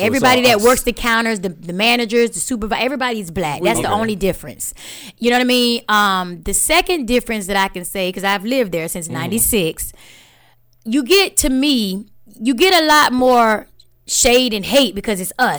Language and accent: English; Mims, Florida, United States; moved away as an adult; also born or lived in Atlanta, Georgia; When I left Florida, remember, I'm born and raised in Florida, in Central Florida. I went to Astronaut High School.